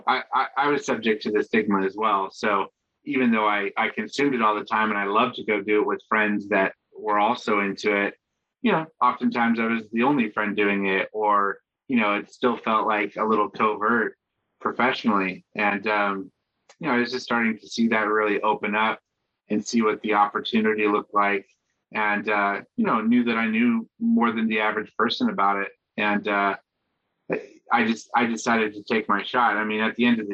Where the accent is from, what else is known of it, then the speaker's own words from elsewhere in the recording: Washington, United States; moved away as an adult; also born or lived in Seattle / Los Angeles; now in New York, United States; I grew up in Washington State